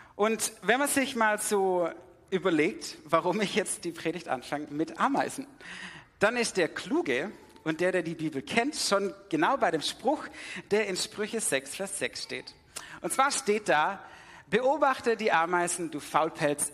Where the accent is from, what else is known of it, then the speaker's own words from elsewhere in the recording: Swabia, Germany; also born or lived in Sydney; weil ich bin damit im Schwabeländle aufgewachsen